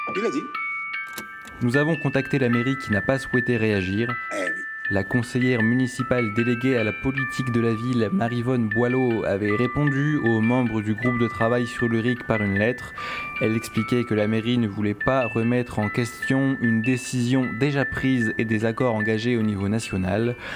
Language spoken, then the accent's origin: French; Grenoble, Auvergne-Rhône-Alpes, France; je suis né là au, 10, maintenant j'habite au 20 Galeries de l'Arlequin